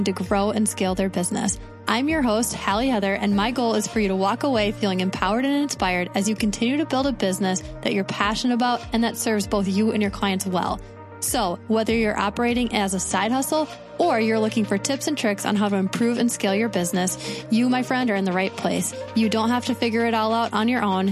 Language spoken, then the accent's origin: English; Minneapolis, Minnesota, United States; We're both from Minneapolis area